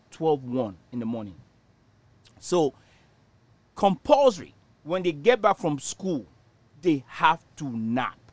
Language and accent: English; Nigeria; moved away; In Nigeria, when I was growing up in Nigeria